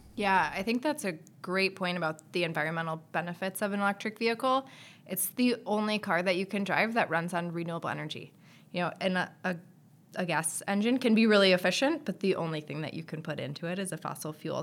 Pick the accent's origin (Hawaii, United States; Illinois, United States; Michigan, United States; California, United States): Michigan, United States; Detroit; I grew up in Detroit